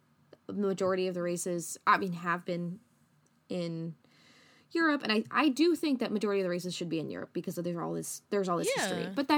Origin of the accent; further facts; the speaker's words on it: Midwest, United States; We're from the Midwest. We drive everywhere.